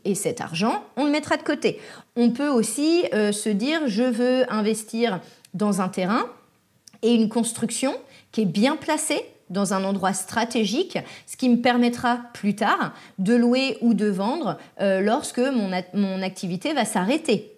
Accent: France; now in Les Sables-d'Olonne, France; Chez nous, en France

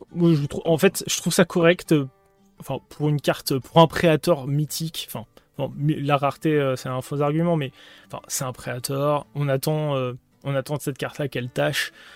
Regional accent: France; on est français

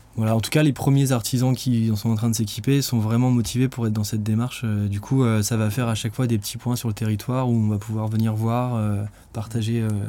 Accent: France; en tant que Français

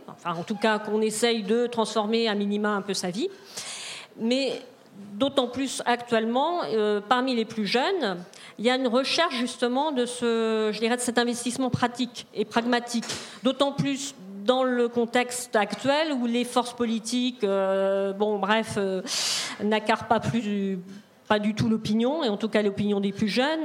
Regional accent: Rennes, Brittany, France; je viens de Rennes, donc Rennes, c'est, on n'est pas très loin de la ZAD

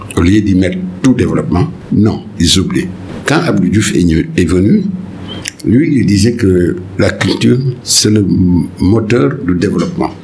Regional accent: Senegal; mon pays en tant que Sénégalais

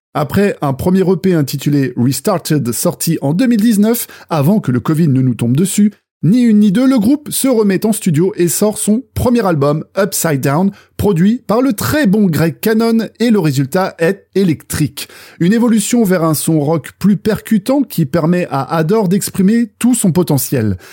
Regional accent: Brittany, France; ma terre natale, maternelle qu'est la Bretagne

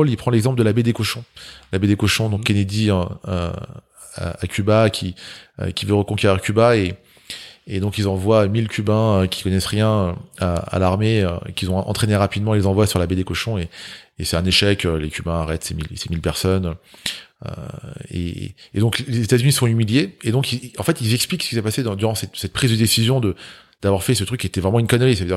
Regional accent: Grigny, Île-de-France, France; J'ai grandi à Grigny. C'est, euh, on, a, on a eu la palme de la ville la plus pauvre de France.

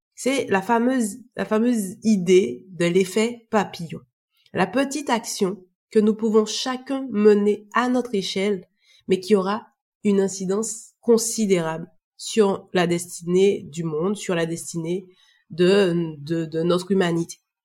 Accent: Martinique; je suis originaire de la Martinique

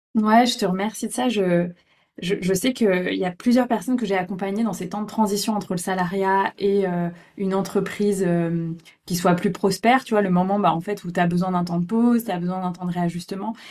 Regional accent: near Brittany, France; moved away as an adult; also born or lived in Lyon region; je vis actuellement euh, en Bretagne, près de là où j'ai grandi, après avoir euh, euh, beaucoup développé mes activités dans le sud-est, notamment dans la région lyonnaise

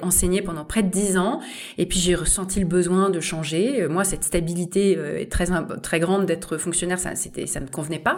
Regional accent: France; nous-mêmes, on est un pays d'externalisation de compétences d'ingénierie

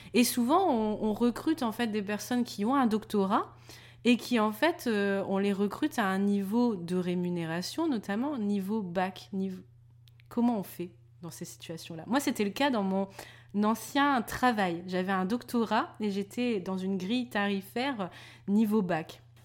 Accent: Denain, Hauts-de-France, France; on venait de Denain, qui est pas non plus la ville la plus réputée de France

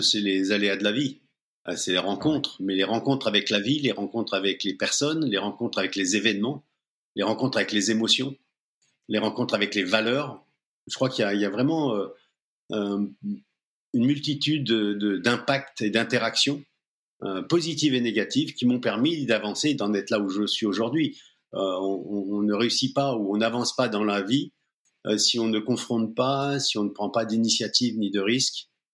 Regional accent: Seine-Saint-Denis, Île-de-France, France; je viens plutôt de la banlieue parisienne, du 9-3 où je, suis né. Hum, j'ai vécu dans les cités

